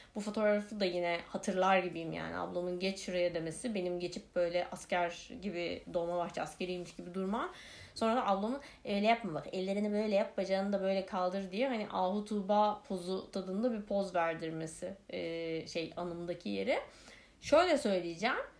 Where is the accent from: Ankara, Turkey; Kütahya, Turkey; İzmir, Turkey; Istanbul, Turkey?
Ankara, Turkey; also born or lived in Kırıkkale; Ankara'ya e, taşındık ve Ankara'da da işte PTT lojmanları diye bir şeyde oturuyoruz